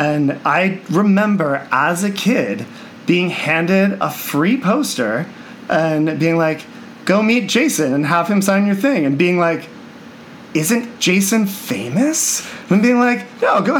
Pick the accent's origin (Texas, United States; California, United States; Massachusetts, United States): Massachusetts, United States; I grew up in Massachusetts